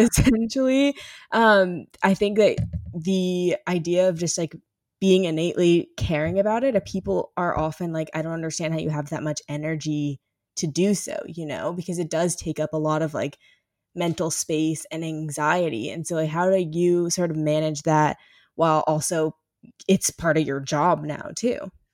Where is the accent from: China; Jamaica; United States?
United States; St. Louis, Missouri; I am from Saint Louis